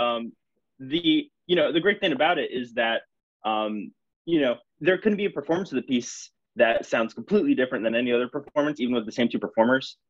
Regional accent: St. Petersburg, Florida, United States; moved away as an adult; now in Pennsylvania, United States; I grew up in St. Petersburg, um, I did my undergraduate degree with Tucker at the University of South Florida, um, where then I went to PSU

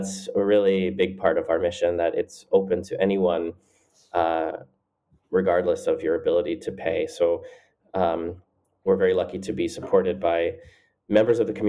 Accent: Florida, United States; growing up in Florida, it's a huge state and everything is quite spread

